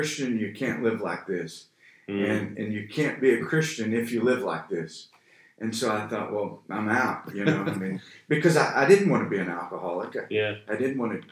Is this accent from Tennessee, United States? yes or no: no; Oklahoma, United States; moved away as an adult; also born or lived in California; now in Texas, United States; I grew up in Oklahoma.